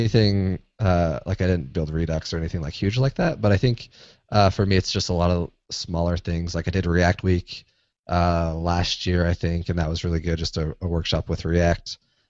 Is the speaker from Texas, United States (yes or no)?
no; St. George, Utah, United States; I am from Utah. I grew up in southern Utah in St. George.